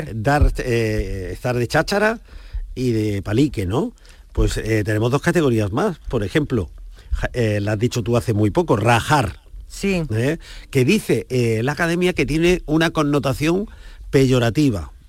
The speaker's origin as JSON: {"language": "Spanish", "town": "Granada", "region": "Andalusia", "country": "Spain"}